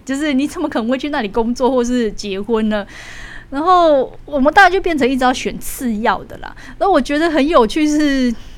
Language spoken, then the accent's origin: Chinese; Taiwan; 生为台湾人的骄傲